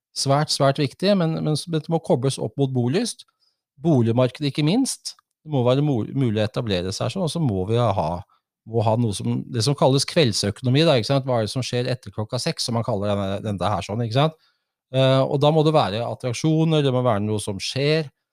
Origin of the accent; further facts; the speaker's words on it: Oslo, Norway; moved away as an adult; now in Folldal, Norway; Jeg kom opprinnelig fra Oslo